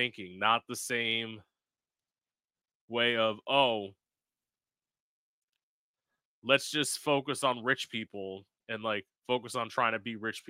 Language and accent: English; Florida, United States; also born or lived in Orlando; I am an East Coast kid. Mm-hmm. I am born and raised in Florida, pretty much. Nice. I've lived in like South Florida most of my life. I spent 4 years in Orlando